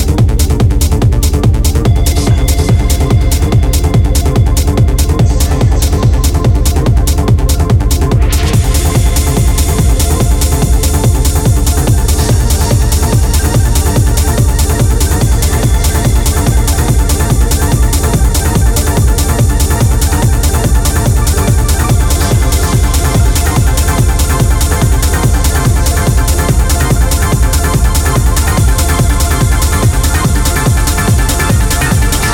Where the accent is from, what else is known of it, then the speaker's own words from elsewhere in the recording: Australia; also born or lived in Brisbane, Australia; I'm from Australia